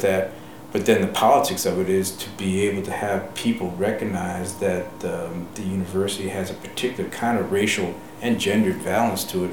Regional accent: New York, United States; moved away; I'm a New Yorker myself.

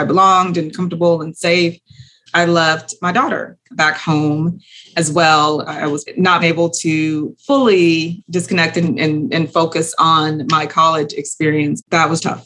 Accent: Houston, Texas, United States; I am from Houston, Texas, from a low socioeconomic status

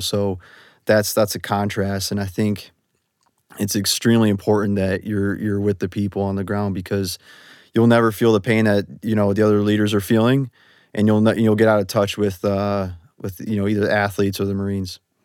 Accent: Detroit, Michigan, United States; moved away as an adult; also born or lived in Hawaii / Washington; I'm from Detroit, Michigan.

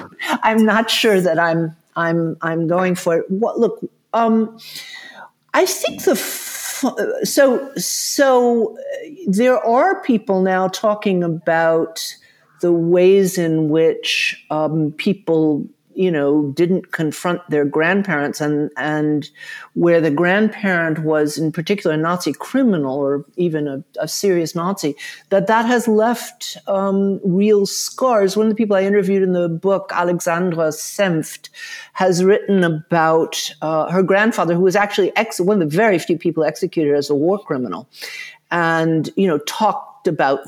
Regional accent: the South, United States; I was fortunate. I grew up in the South, although I know you don't hear it. My parents were from the North. But my mother was very active in the civil rights movement in Atlanta.

